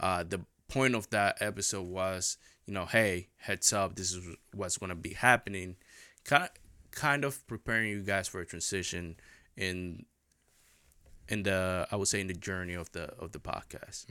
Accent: Maryland, United States; growing up in Maryland

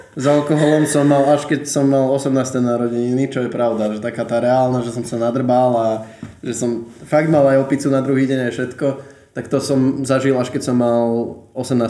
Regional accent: western Slovakia, Slovakia; som zo západu. Z juhu.

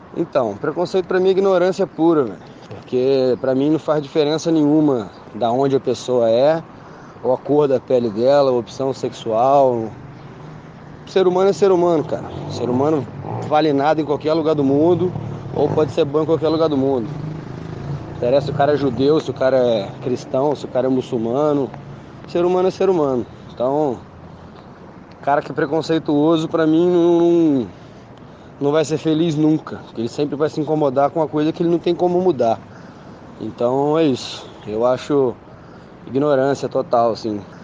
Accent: Brazil; moved away; eu sou brasileiro.

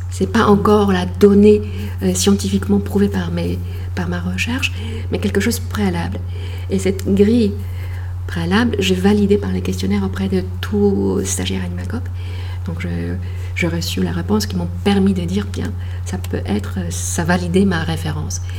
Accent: Poland; French is a second language; moved away as an adult; now in France; je suis née en Pologne

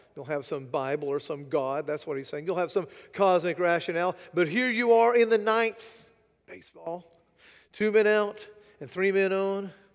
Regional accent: United States; as an American, as a, a Westerner

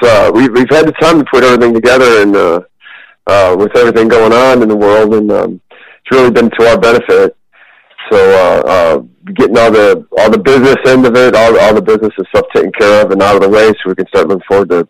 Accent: Chicago, Illinois, United States; moved away; I'm originally from Chicagoland.

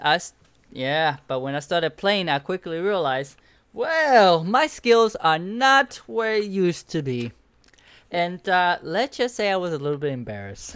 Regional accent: Cuba; moved away; I grew up in Cuba

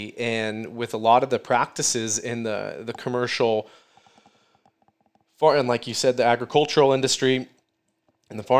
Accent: Midwest, United States; I'm from the Midwest

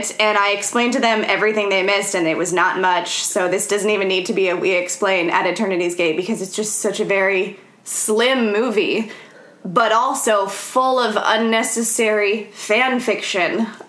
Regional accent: California, United States; I'm American, so I'm going to say Van Gogh and not Van Gogh. sorry, not sorry. I'm from California.

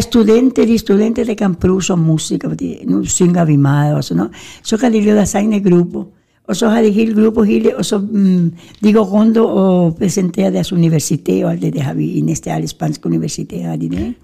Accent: Gran Canaria, Canary Islands, Spain; now in Denmark; der hvor jeg kommer fra, Gran Canaria, der er mere dejlig varme

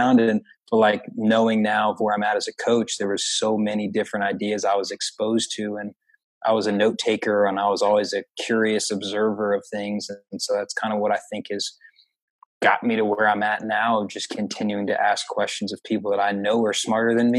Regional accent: Atlanta, Georgia, United States; I grew up in the Atlanta area, just North Atlanta.

